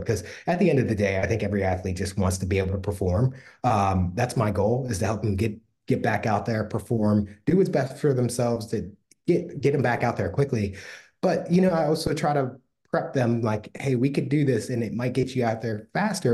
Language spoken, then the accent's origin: English; Pittsburgh, Pennsylvania, United States; I'm from Pittsburgh